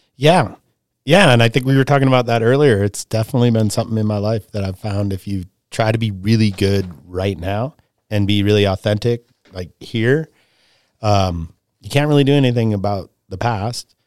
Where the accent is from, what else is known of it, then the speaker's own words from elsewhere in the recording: Cleveland, Ohio, United States; also born or lived in Tahoe / Sun Valley; now in Canada; I'm originally from Cleveland, Ohio, and, uh, had a pretty, you know, regular childhood there